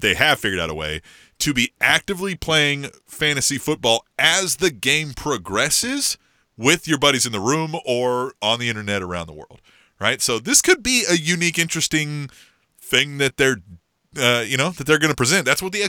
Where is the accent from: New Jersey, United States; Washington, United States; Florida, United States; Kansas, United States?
Kansas, United States; Manhattan; I grew up in Manhattan, Kansas, and went to school there for a little bit